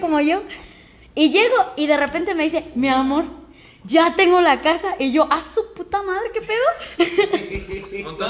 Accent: Michoacán, Mexico; somos de Michoacán

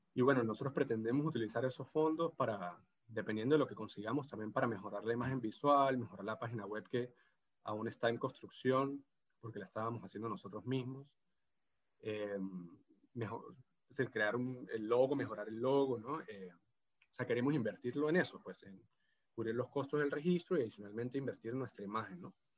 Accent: San Cristóbal, Táchira, Venezuela; accent: gocho; moved away as an adult; now in Rio de Janeiro, Brazil; hablo portugués gocho

